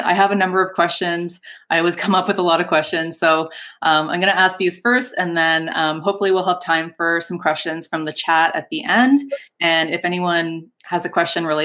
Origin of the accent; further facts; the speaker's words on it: Canada; I'm from Canada. I'm not from the U.S.